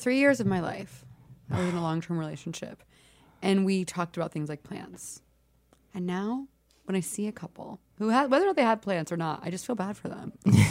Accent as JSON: {"language": "English", "town": "Houston", "region": "Texas", "country": "United States", "said": "I'm from Houston, Texas, where it's famously always hot."}